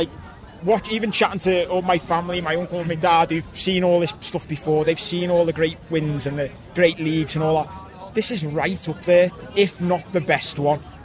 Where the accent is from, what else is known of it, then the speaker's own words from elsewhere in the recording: Liverpool, North West England, United Kingdom; didn't expect it to be this sunny back in Liverpool when I came back